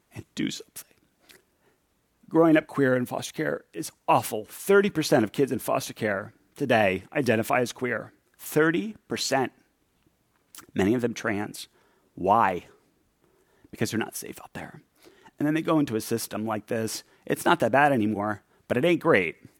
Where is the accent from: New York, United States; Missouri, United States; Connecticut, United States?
New York, United States; New York City; When I grew up in New York City